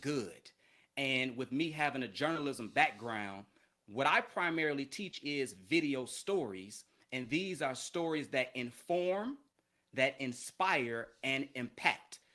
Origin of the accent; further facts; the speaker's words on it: Chicago, Illinois, United States; moved away as an adult; also born or lived in Philadelphia / San Angelo, Texas / Mobile, Alabama; I'm from Chicago, big city